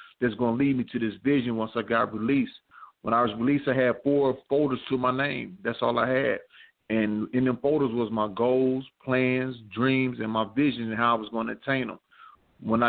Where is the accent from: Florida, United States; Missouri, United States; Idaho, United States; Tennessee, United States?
Missouri, United States; I'm from Missouri